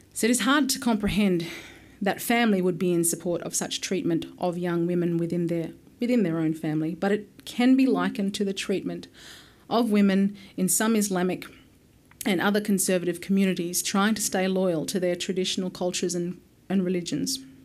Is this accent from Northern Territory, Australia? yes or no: yes; Alice Springs, Northern Territory, Australia; also born or lived in Yuendumu; I have essentially grown up in Alice Springs, but spent a great deal of my childhood in remote communities in the Northern Territory